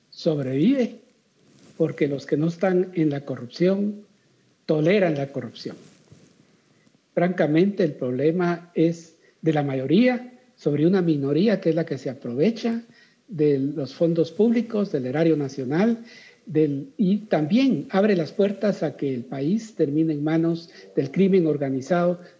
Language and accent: Spanish; Guatemala; De manera que es vergonzoso para nosotros como guatemaltecos eh, ver esos números de guatemaltecos que se van afuera.